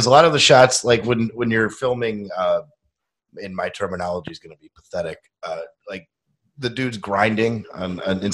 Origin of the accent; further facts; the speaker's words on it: Rochester, New York, United States; moved away as an adult; now in Buffalo, United States; I'm from Rochester, and that was the thing when I was living there